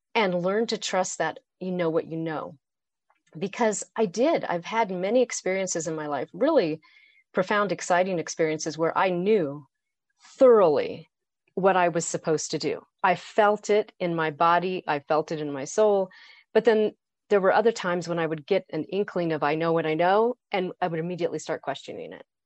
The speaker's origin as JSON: {"language": "English", "town": "Boise", "region": "Idaho", "country": "United States", "tie": "born or raised there", "moved": "yes", "lives_now": "Colorado, United States", "said": "I grew up in Boise, Idaho. I, I live in Colorado."}